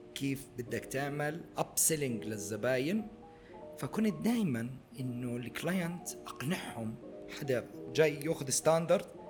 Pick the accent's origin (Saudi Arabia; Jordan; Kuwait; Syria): Jordan; moved away as an adult; also born or lived in Abu Dhabi; عندنا بالاردن